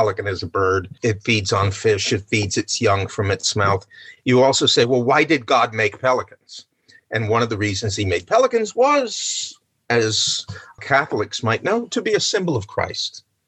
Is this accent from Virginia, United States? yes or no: no; New Jersey, United States; New York, yes, I'm from New Jersey.